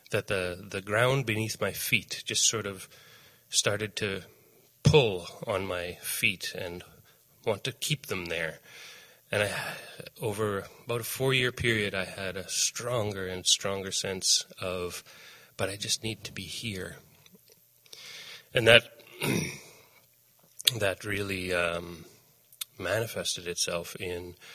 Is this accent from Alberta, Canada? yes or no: no; Saskatchewan, Canada; moved away as an adult; also born or lived in Winnipeg; I grew up in Saskatchewan. Um, uh, and lived in Saskatchewan until I finished high school and then moved to Winnipeg.